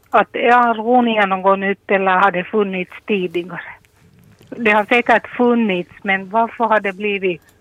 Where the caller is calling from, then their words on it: Ekenäs, Uusimaa, Finland; från Ekenäs.